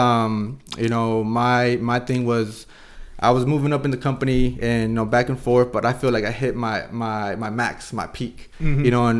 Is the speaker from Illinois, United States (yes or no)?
no; Escondido, California, United States; Well, I was born and raised in Escondido, just North County. You know, long-time resident.